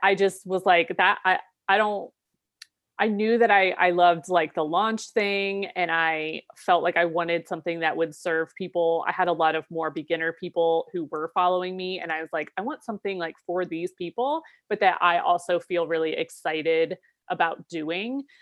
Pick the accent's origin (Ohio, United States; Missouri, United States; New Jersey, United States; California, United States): Ohio, United States; moved away as an adult; also born or lived in Seattle; moving back to my home state of Ohio